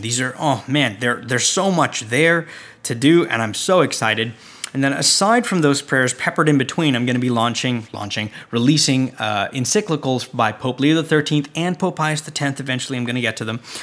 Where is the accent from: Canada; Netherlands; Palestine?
Canada; I'm from Canada